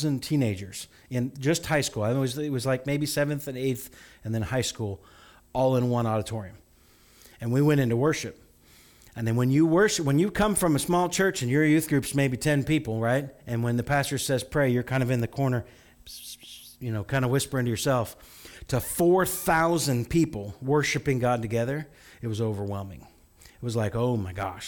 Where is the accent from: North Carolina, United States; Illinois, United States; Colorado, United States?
Illinois, United States; Farmer City; I grew up in a small town. You know, Farmer City is the town